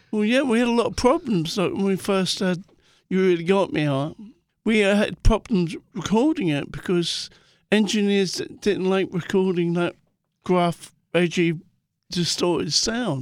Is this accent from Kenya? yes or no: no; London, United Kingdom; growing up in Muswell Hill